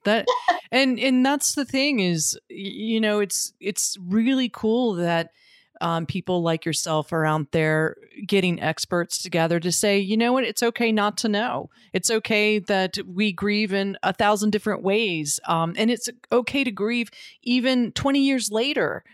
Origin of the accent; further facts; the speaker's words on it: North Carolina, United States; my home state of North Carolina